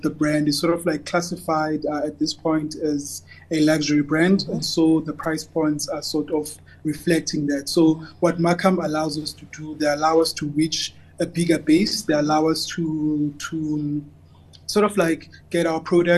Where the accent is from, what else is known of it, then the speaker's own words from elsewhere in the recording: Cape Town, Western Cape, South Africa; I'm from Khayelitsha